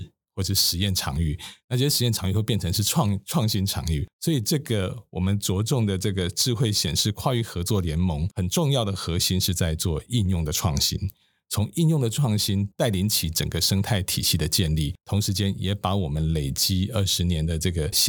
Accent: Taiwan; 我们台湾人说实话，做生意的人还蛮厉害的。

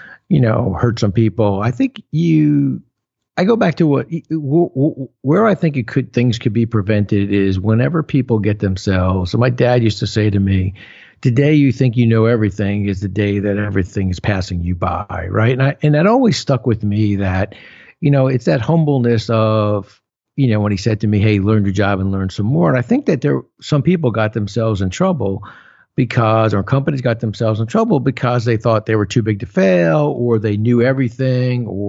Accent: New Jersey, United States; I'm from Jersey, right? So everybody in Jersey's got a guy

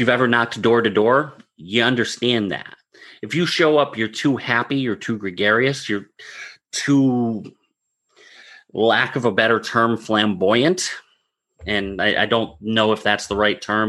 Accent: Northeast, United States; I'm from the Northeast

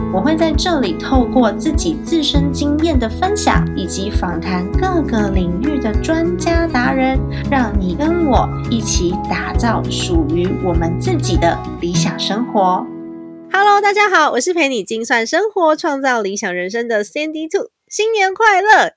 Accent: northern Taiwan, Taiwan; 我是北部人

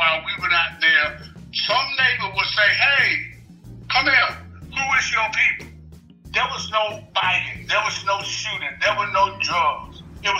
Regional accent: Lancaster, South Carolina, United States; now in Columbia, United States; I never had a key to my house the whole time I grew up in Lancaster.

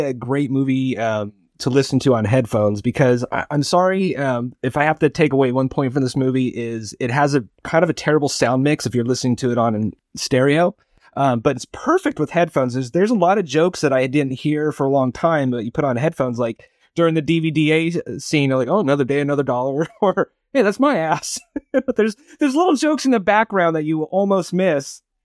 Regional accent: Barstow, California, United States; my hometown, um, Barstow, California

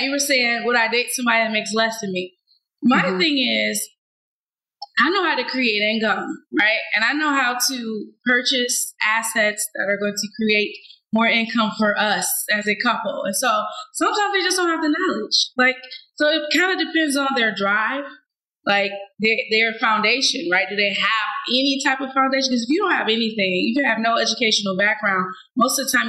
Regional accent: Ohio, United States; now in Atlanta, United States; I'm from Ohio

